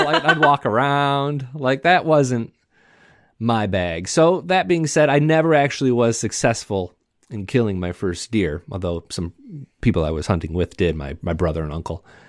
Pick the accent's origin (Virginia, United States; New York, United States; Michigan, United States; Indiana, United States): Michigan, United States; I grew up in Michigan